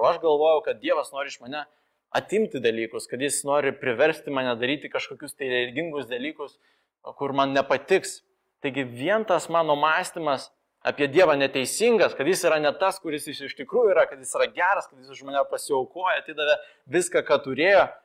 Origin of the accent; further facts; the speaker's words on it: Moldova; Lithuanian is a second language; now in Lithuania; aš gyviau, gimiau Moldovoje ir ten visi kalba jau dviem kalbom, po to išmoksta angliškai dar mokykloje